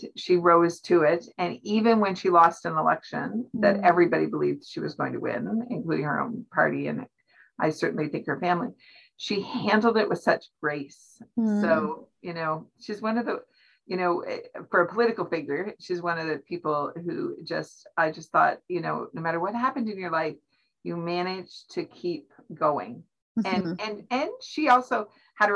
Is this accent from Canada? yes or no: yes; Canada; as Canadians